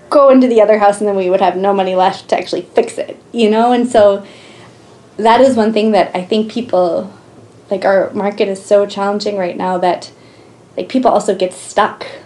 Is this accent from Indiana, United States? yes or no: no; Oklahoma, United States; moved away as an adult; now in Missoula, United States; we came from Oklahoma, which at the time had the second lowest cost of living in the nation. And moving to Missoula was a huge reality check